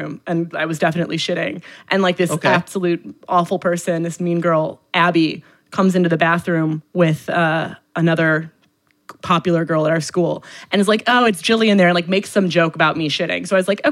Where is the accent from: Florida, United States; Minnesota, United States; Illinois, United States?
Minnesota, United States; I am from Minnesota